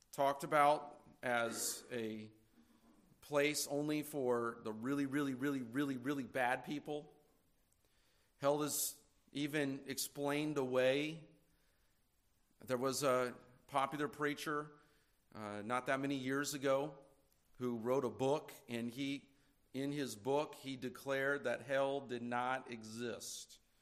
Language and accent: English; California, United States; now in Indiana, United States; I'm from California